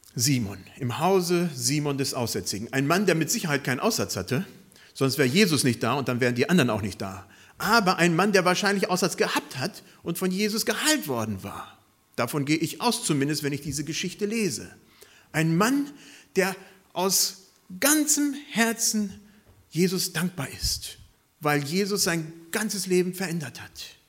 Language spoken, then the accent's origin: German; Germany; unsere Stärke als Deutsche